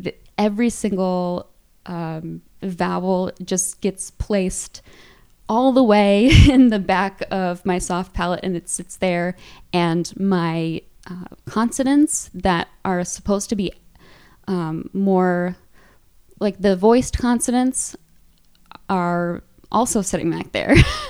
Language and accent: English; Midwest, United States; also born or lived in Virginia; because I went to college in Virginia, and that significantly impacted the way I talk. But because I grew up largely in the Midwest, that is sort of my center.